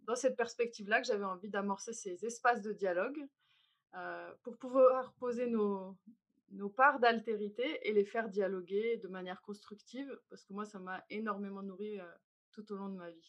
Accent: Algeria; born there; moved away; also born or lived in Switzerland / France; Euh, je suis née en Algérie. Je suis partie au moment de la guerre civile et j'ai beaucoup bougé. J'ai vécu un temps en Suisse, un temps en France.

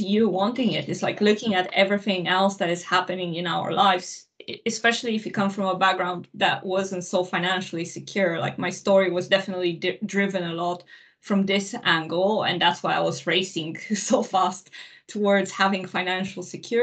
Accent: Transylvania, Romania; moved away; I grew up in Romania, in Transylvania.

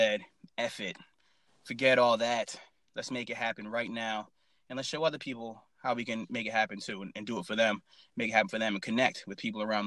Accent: Worcester, Massachusetts, United States; moved away as an adult; I grew up in Worcester, Massachusetts

